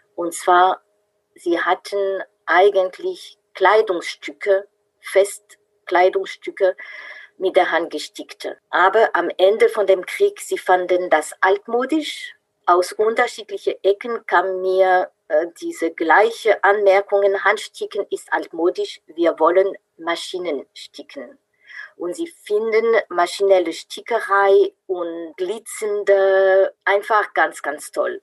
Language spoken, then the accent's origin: German; France; German is a second language; moved away as an adult; now in Freiburg, Germany; Ich bin Französin, bin aber schon seit äh, 35 Jahren in Deutschland zu Hause